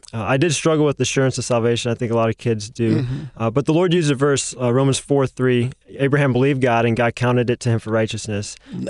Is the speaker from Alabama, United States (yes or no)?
yes; South Alabama, United States; I grew up in South Alabama. I went to a little church, Breen Baptist Church in Alberta, Alabama, a church that my grandparents actually helped to start.